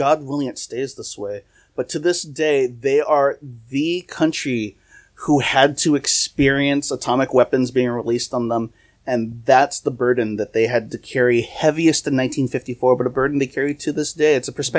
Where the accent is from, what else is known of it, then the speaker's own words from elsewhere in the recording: United States; especially as an American podcast of Americans who love Godzilla, we are in the States